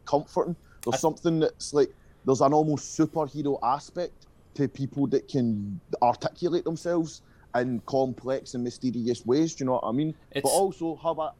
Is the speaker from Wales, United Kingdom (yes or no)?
no; Paisley, Scotland, United Kingdom; 30 mile outside of my hometown